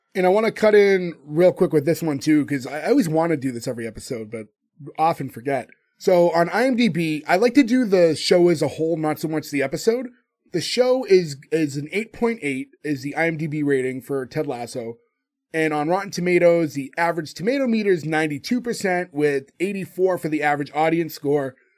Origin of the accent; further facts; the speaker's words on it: United States; I grew up in America